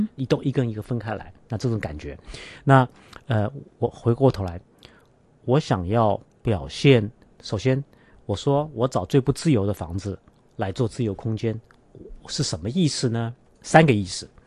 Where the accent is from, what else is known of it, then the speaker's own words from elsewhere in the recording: Hong Kong; 我们香港人必须住在高层